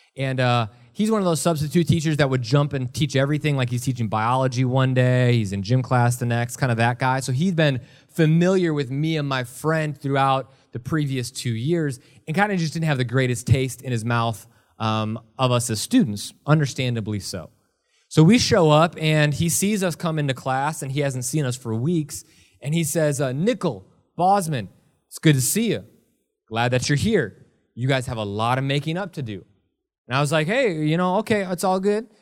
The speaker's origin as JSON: {"language": "English", "town": "Milwaukee", "region": "Wisconsin", "country": "United States", "tie": "born or raised there", "moved": "yes", "lives_now": "Ohio, United States", "said": "I was born and raised in Milwaukee, Wisconsin."}